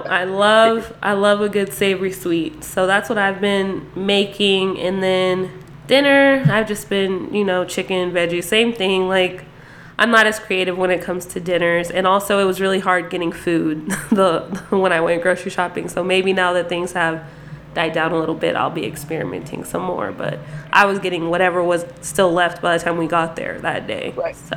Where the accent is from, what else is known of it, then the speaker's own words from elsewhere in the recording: Las Vegas, Nevada, United States; I definitely wasn't born here, but I lived here since I was six. So I'm Vegas raised